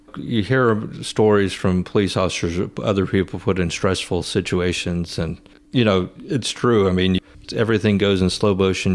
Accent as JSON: {"language": "English", "town": "Rantoul", "region": "Illinois", "country": "United States", "tie": "born or raised there", "said": "I grew up in Rantoul, where my dad went to high school"}